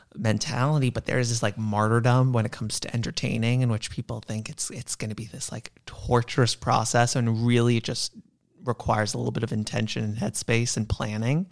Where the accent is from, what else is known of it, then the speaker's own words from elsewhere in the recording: New York, United States; I'm a born and bred New Yorker